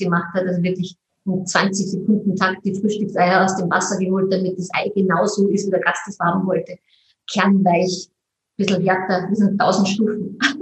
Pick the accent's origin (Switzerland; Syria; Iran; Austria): Austria; Mondsee, Upper Austria; ich komme aus Mondsee